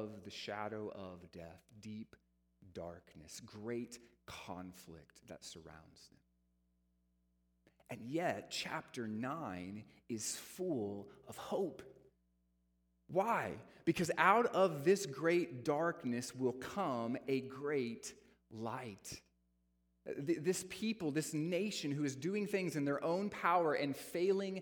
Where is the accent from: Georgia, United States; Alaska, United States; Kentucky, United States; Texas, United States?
Texas, United States; also born or lived in South Dakota; I was born in South Dakota, but have lived in Texas all my life